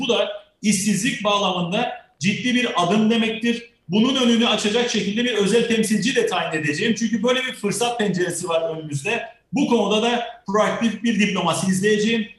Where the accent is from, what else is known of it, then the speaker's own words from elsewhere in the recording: Northern Cyprus, Cyprus; Kıbrıs Türk halkı olarak